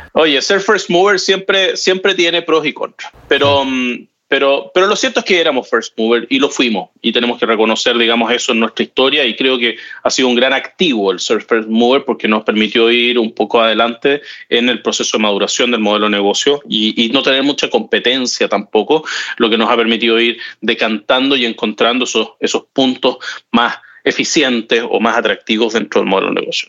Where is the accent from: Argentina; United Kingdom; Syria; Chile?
Chile; siendo chileno